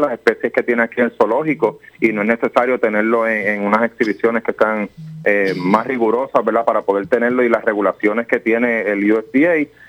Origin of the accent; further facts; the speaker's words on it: Puerto Rico; como puertorriqueños todos